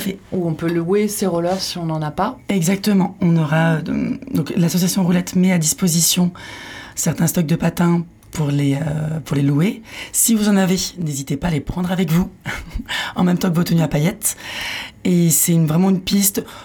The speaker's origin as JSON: {"language": "French", "area": "Paris region", "region": "Île-de-France", "country": "France", "also_born_or_lived": "Philippines / Landes", "moved": "as an adult", "said": "je viens de Paris, de région parisienne."}